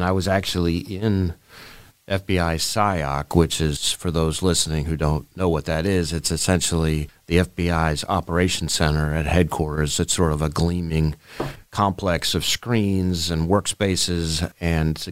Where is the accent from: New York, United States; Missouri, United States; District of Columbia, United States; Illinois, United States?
New York, United States; New York City; moved away; I grew up in Manhattan, in New York City